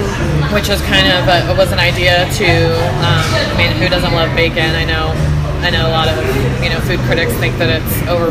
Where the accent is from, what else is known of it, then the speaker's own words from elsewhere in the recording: Midwest, United States; I grew up in the Midwest, so they kind of both have a few dishes that are kind of native to the area that I grew up in.